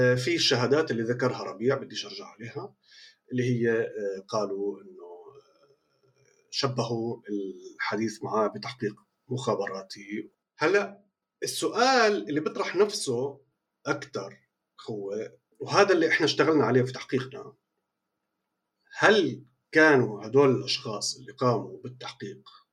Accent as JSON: {"language": "Arabic", "country": "Palestine", "said": "نحن فلسطينيين"}